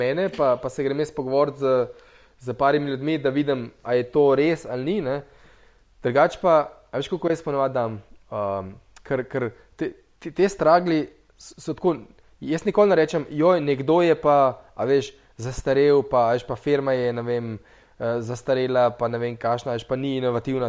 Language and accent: Slovenian; Slovenia